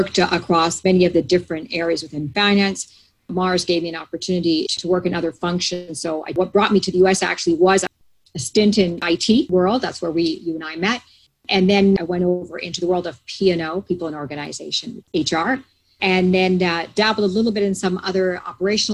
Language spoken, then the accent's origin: English; Canada; moved away as an adult; also born or lived in Toronto / Latin America / south of France; now in United States; I'm Canadian, born and bred in Canada